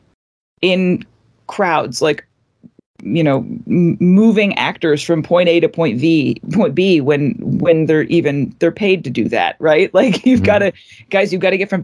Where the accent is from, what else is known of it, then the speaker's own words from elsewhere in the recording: Arlington, Virginia, United States; also born or lived in Richmond, Virginia; I grew up in Arlington, went to school down in Richmond, Virginia